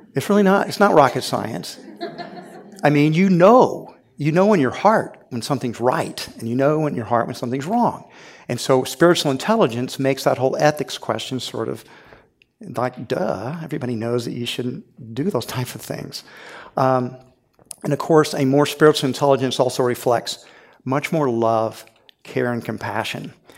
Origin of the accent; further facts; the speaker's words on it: Houston, Texas, United States; I grew up in Houston, Texas, and so I saw this when I was a little boy.